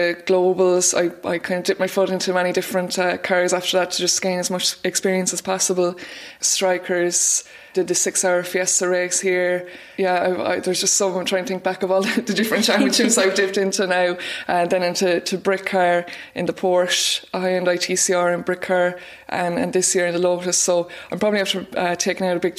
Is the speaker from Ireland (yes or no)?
yes; Roscrea, Munster, Ireland; I'm originally from Roscrane, County Tipperary